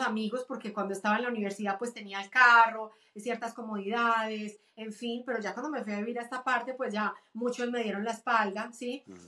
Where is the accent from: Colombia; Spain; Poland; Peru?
Colombia; Medellín, Antioquia; moved away as an adult; also born or lived in Cúcuta, Colombia; now in United States; Mis papás se conocieron allá, los dos son de Medellín, toda mi familia es de Medellín, me cría en Medellín